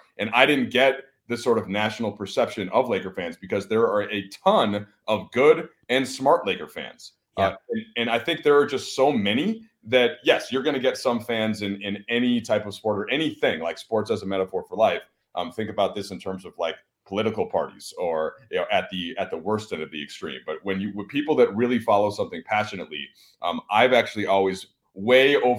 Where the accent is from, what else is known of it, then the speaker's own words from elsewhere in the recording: Minnesota, United States; moved away as an adult; now in Los Angeles, United States; where I grew up in Minnesota